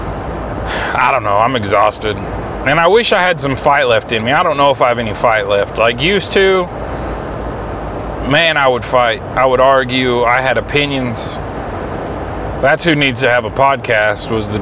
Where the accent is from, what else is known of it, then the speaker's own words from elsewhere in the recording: Mohawk, United States; moved away; I'm not from here. I'm from Mohawk.